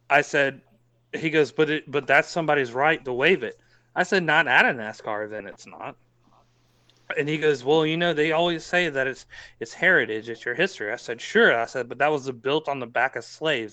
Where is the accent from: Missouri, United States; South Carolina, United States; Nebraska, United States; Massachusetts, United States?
South Carolina, United States; Columbia; I'm born and raised in Columbia, South Carolina.